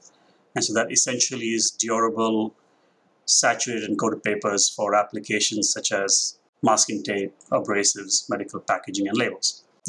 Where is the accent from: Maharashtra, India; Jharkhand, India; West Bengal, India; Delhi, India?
Maharashtra, India; Mumbai; moved away as an adult; now in United States; So the accent has its... I'm Indian. I grew up in Mumbai. I was there for the last 23.